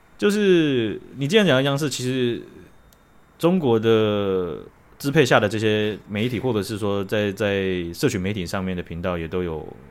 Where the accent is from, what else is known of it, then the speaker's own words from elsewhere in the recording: Taiwan; 我台湾人